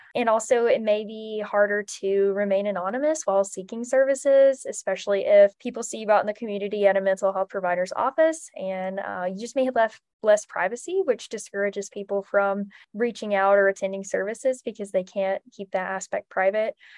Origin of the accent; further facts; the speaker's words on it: Trinity, North Carolina, United States; I'm from Trinity, North Carolina, which is in the Piedmont Triad region